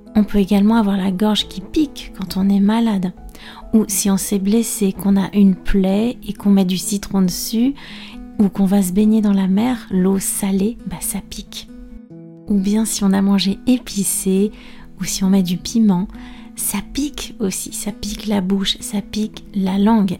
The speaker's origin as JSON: {"language": "French", "country": "France", "said": "je suis française prof de français langue étrangère"}